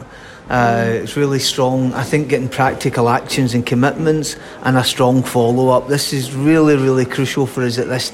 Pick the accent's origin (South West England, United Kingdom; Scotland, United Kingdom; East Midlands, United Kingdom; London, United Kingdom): Scotland, United Kingdom; Glasgow; I'm a Glaswegian myself, so I live quite near where the conference centre is